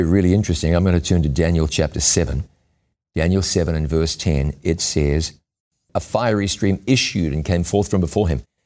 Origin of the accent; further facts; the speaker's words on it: New Zealand; moved away; in my, my home country of New Zealand